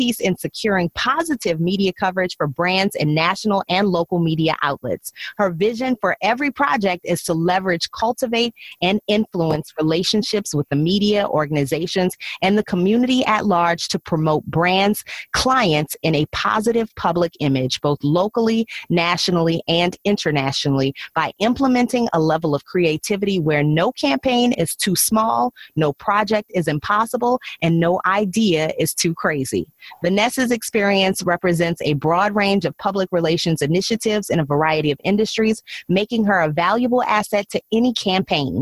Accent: New Orleans, Louisiana, United States; moved away as an adult; also born or lived in Baltimore / Chicago / Dallas; My radio career required many cross-country relocations from my hometown of New Orleans to Baltimore, St. Louis, Chicago, Dallas, and now back to New Orleans.

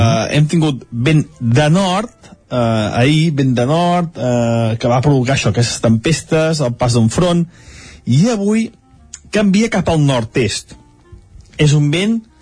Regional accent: Sant Feliu de Codines, Catalonia, Spain; a Sant Feliu de Codines, el meu poble

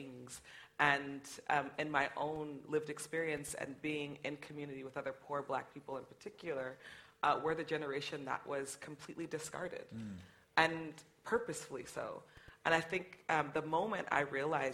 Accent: United States; growing up in the United States as a black person

